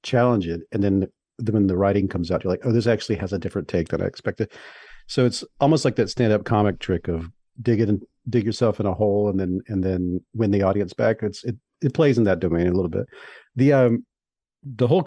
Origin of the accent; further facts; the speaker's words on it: the South, United States; I'm from the South